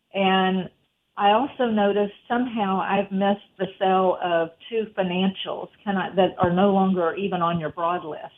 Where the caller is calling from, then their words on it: Tyler, Texas, United States; I'm calling from Tyler